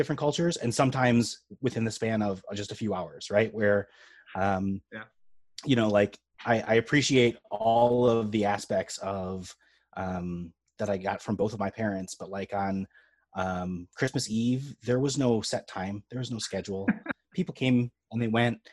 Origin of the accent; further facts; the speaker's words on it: Illinois, United States; now in Minnesota, United States; I grew up in Illinois